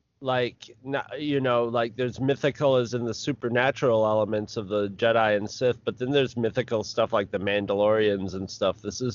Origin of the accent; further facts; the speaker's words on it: the North, United States; as a Northerner.